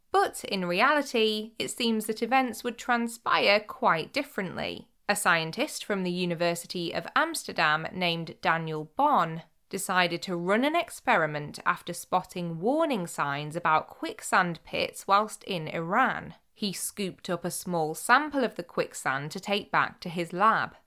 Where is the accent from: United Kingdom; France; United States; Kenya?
United Kingdom; Cheshire and Greater Manchester, North West England; growing up in Cheshire and Greater Manchester